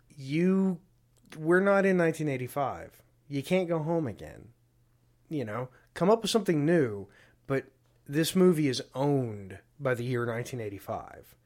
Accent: Deep South, United States; I grew up in the Deep South

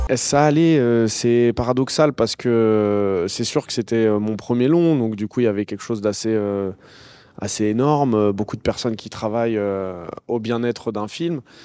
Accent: Noisy-le-Grand, Île-de-France, France; Noisy-le-Grand, donc c'est la ville où j'ai grandi

